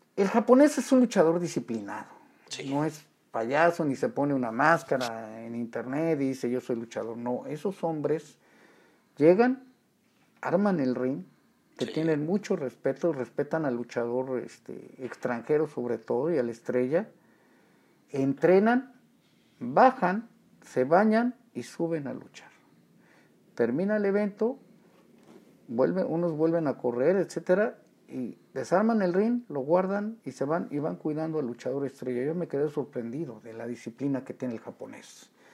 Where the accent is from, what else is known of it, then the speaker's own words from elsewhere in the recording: Mexico City, Mexico; Del hermoso barrio de La Merced. Yo nací en el Distrito Federal.